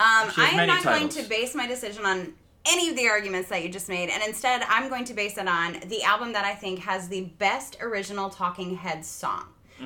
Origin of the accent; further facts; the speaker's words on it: North Carolina, United States; As a Southerner, y'all, because I'm from North Kakalaki.